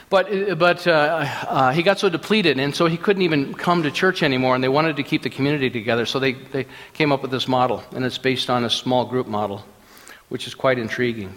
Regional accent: Minnesota, United States; moved away; I grew up in Minnesota

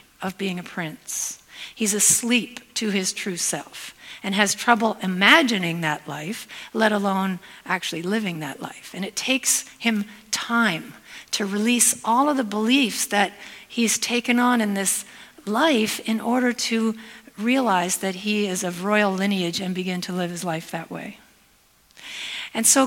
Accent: Hamilton, Ontario, Canada; moved away as an adult; now in Spokane, United States; I am Canadian, even though I live in Spokane, Washington. I'm from the Hamilton area originally, and I've lived in the States for 15 years

